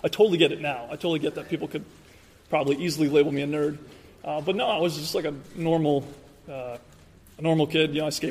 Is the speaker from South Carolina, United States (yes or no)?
no; New York, United States; born or raised there